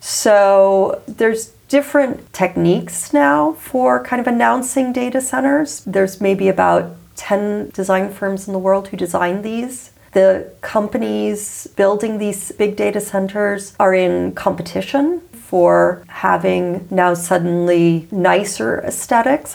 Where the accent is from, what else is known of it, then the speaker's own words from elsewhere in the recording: United States; I come from the United States